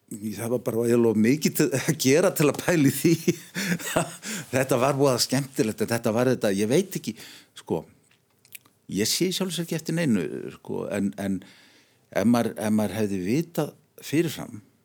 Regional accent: Reykjavík, Capital Region, Iceland; also born or lived in Arnarnes; mín fyrstu spór stegi í Norðumýrinni

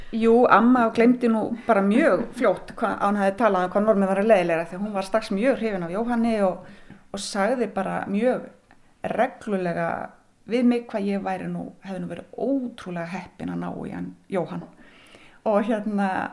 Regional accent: Silfrastaðir, Skagafjörður, Northwestern Region, Iceland; also born or lived in Akureyri; ég er alin upp hérna á Silvastöðum og það var alltaf söðfið hér þegar ég ólst upp

